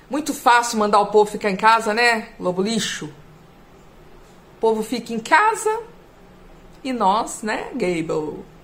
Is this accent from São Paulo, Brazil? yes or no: yes; São Paulo, Brazil; Temos aí agora, eu sou aqui do estado de São Paulo, estou vivendo esse horror.